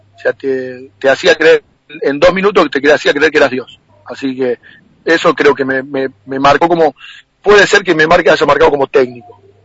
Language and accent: Spanish; María Juana, Santa Fe, Argentina; nací, hice las inferiores en el Atlético